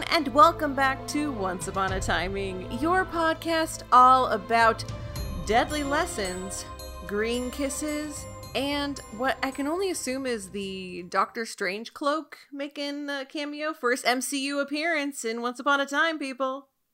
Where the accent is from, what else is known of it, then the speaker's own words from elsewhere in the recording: California, United States; now in East Coast, United States; I'm from California, but, like, I live on the East Coast now